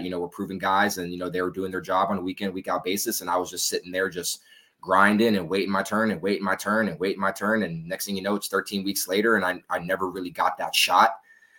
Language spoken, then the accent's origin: English; Virginia, United States; moved away as an adult; also born or lived in Wichita Falls, Texas; now in Austin, United States; I'm originally from Virginia, but I've lived in Texas for the past 6-7 years. And I've lived in Austin for almost 4 years now.